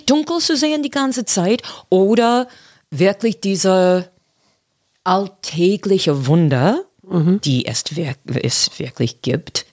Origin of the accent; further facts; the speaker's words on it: Boston, Massachusetts, United States; German is a second language; moved away as an adult; now in Berlin, Germany; Ich komme aus Boston, das ist in die Nordosten